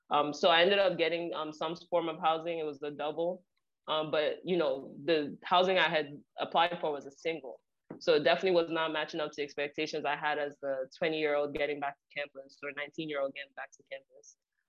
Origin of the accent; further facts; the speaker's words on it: New Jersey, United States; because, like I said, I come from New Jersey, so she expected me to go back home